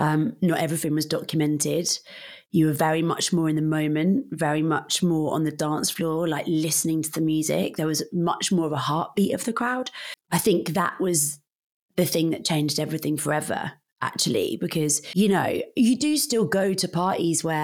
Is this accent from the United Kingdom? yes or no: yes; Northampton, East Midlands, United Kingdom; moved away as an adult; also born or lived in London; I'm from Northamptonshire